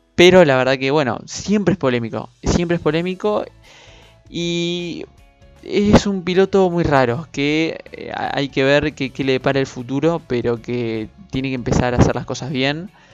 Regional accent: Argentina; nosotros justamente somos argentinos

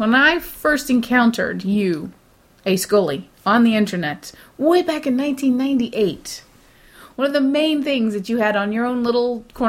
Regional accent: England, United Kingdom; I'm British, and I'm in love with Gillian Anderson.

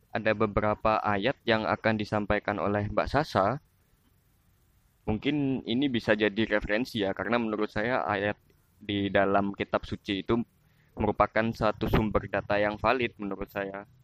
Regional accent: Central Java, Indonesia; saya dari Jawa

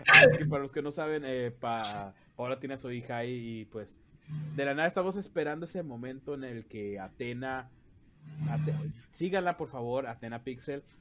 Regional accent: Mexicali, Baja California, Mexico; Somos de Mexicali. Y se dice chido, no chilo.

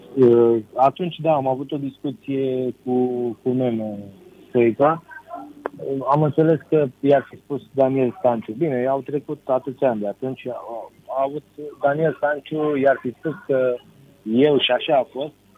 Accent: Romania; la noi în România

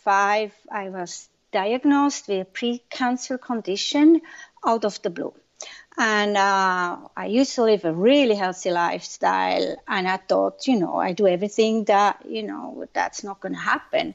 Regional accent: Zurich, Switzerland; moved away as an adult; also born or lived in Orange County; now in Santa Monica, United States; I'm born and raised in Switzerland, in Zurich.

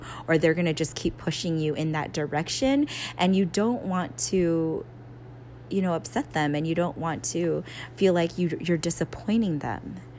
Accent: San Diego, California, United States; now in Bay Area, United States; Like, over here in the Bay, you see a lot of, like, proud Filipinos. And I think growing up in San Diego, I just was like, whatever.

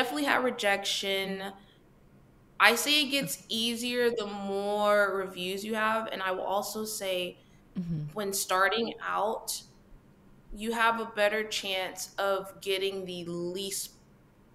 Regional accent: Texas, United States; I'm from Texas

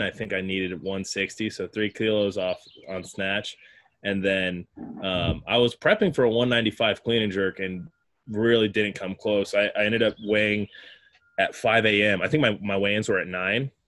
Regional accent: Colorado, United States; moved away as an adult; also born or lived in Sacramento; now in Bay Area, United States; I drove home to Colorado. I'm from Colorado

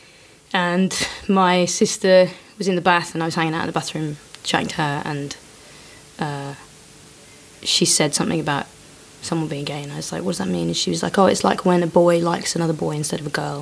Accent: Leicester, East Midlands, United Kingdom; I grew up in Leicester

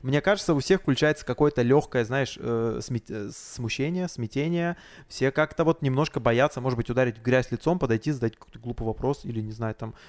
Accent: Blagoveshchensk, Amur Oblast, Russia; с Дальнего Востока, с Благовещенска приехал, вот там мир мероприятие веду

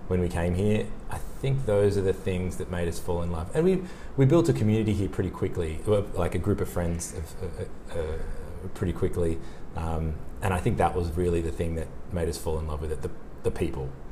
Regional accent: Sydney, New South Wales, Australia; moved away as an adult; also born or lived in Italy / Gold Coast; now in Burleigh Heads, Australia; I'm from Sydney

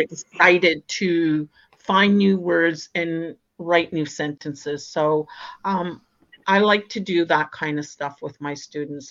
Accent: Christian Island, Ontario, Canada; I'm from Christian Island

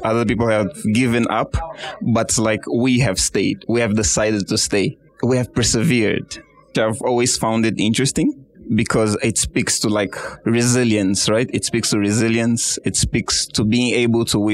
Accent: Angola; moved away as an adult; now in Kenya; Originally, I'm from Angola. I've been studying in Mount Kenya University for like 3 years now.

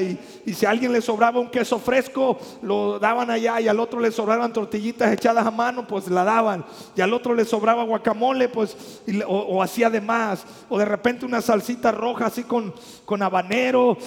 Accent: Mexico; nosotros los que somos mexicanos

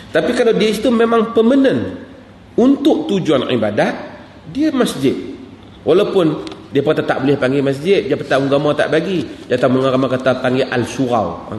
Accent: Malaysia; saya daripada Malaysia

